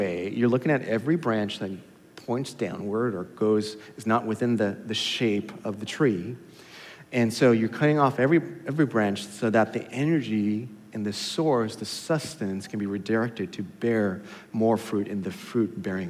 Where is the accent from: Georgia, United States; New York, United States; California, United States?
California, United States; now in Katy, Texas, United States; I'm from California